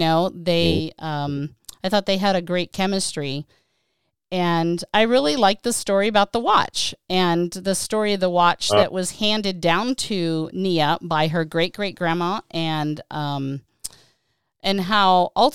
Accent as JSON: {"language": "English", "town": "Johnstown", "region": "Pennsylvania", "country": "United States", "moved": "as an adult", "lives_now": "California, United States", "said": "I'm from Johnstown originally. I lived back in Western Pennsylvania for 18 years before I moved to California"}